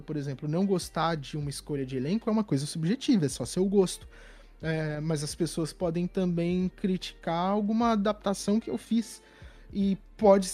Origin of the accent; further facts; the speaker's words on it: São Paulo, Brazil; Eu sou de São Paulo